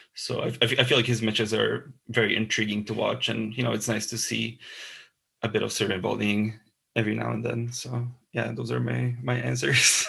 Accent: Bratislava, Bratislava Region, Slovakia; moved away as an adult; now in Glasgow, United Kingdom; I'm from Bratislava, Slovakia. I'm currently studying journalism uh, at the Glasgow Caledonian

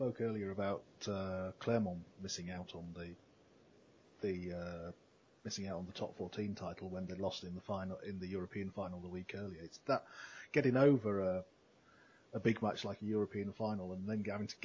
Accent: England, United Kingdom; moved away as an adult; also born or lived in southwest France; now in Castres, France; as we English people.

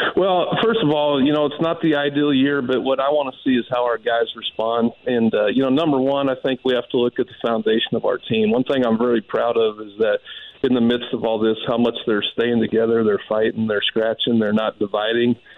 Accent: Denver, Colorado, United States; growing up in Denver, being a Denver Broncos fan

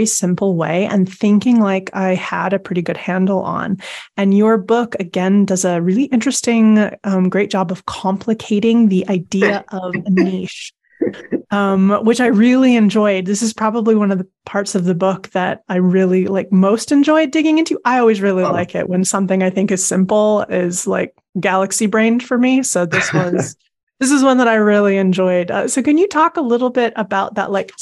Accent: Canada; now in United Kingdom; I mean, I live in the UK now, but I grew up in Canada.

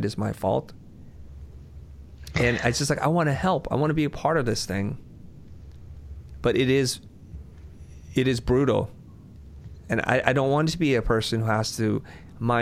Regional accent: Vietnam; moved away; I'm a refugee from Vietnam

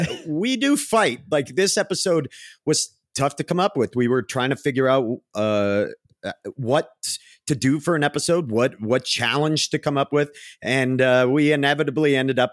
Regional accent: New England, United States; accent: New England; My New England accent came out.

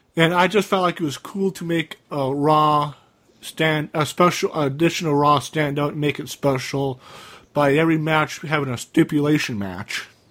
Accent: Cambridge, Minnesota, United States; 2002 was a year where I moved from Malacca, Minnesota, after the day after my eighth grade year ended in Malacca High School. I moved back to Cambridge

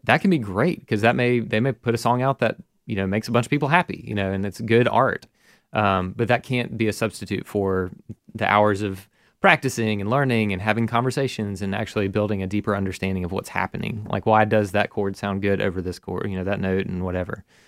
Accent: Mountain Brook, Alabama, United States; I grew up in Mountain Brook here in Birmingham

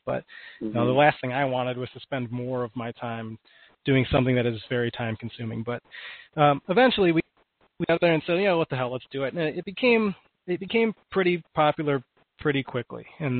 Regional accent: Detroit, Michigan, United States; moved away as an adult; I grew up in Michigan. My parents are both huge hockey fans, and I've been going to games since I was an infant

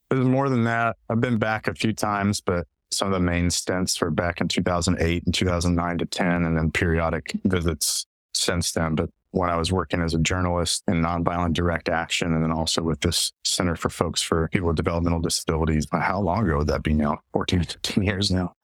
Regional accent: East Tennessee, United States; moved away as an adult; also born or lived in Israel and Palestine / Mozambique; now in Shenandoah Valley, Virginia, United States; I grew up in East Tennessee in the Appalachian Mountains, Central Appalachia, but I've been here kind of in the hinterlands of the Ridge and Valley subsection of the Great Appalachian Valley for a little over 10 years

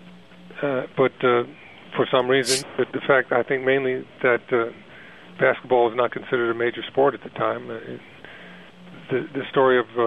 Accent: New York City, New York, United States; I was born and raised in Harlem

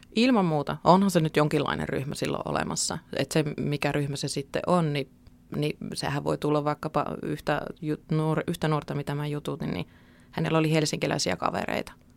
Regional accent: Keuruu, Central Finland, Finland; moved away as an adult; now in Lappeenranta, Finland; mähän tuun itse Keski-Suomesta Keuruulta

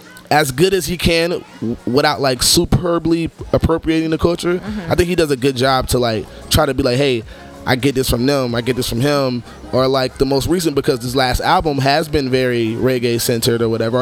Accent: United States; I'm also from America

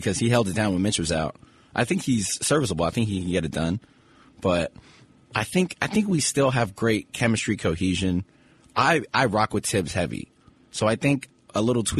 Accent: New York City, New York, United States; I'm from Brooklyn.

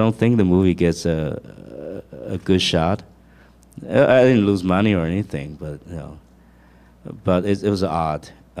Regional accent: Taiwan; English is a second language; moved away as an adult; now in United States; I grew up in Taiwan

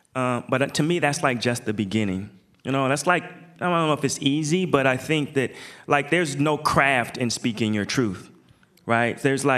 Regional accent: Portland, Oregon, United States; everywhere I go, I say I'm from Portland.

